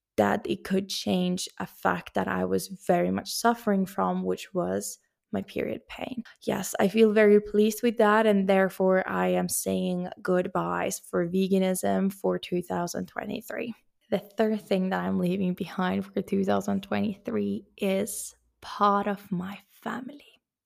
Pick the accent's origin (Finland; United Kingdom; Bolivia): Finland; moved away as an adult; also born or lived in Sweden; now in Spain; even though I have a Finnish passport, even though that's my home country